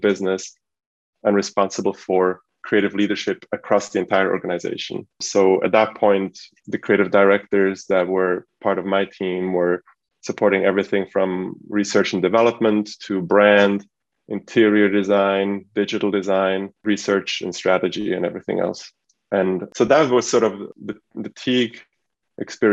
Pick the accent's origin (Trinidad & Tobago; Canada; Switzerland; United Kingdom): Switzerland; now in United States; I was brought up in Switzerland as a son of an immigrant family that came from Eastern Europe